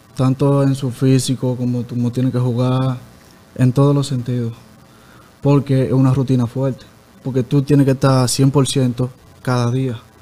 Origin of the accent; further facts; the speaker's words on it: Salcedo, Hermanas Mirabal, Dominican Republic; Yo soy de Barrio Invi, eh, Salcedo.